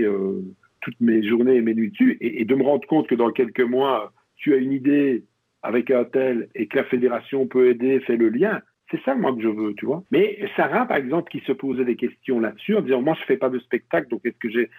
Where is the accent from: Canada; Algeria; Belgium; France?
Belgium; region of Liège, Wallonia; on est originaire de la région de Liège, même si on n'est pas liégeois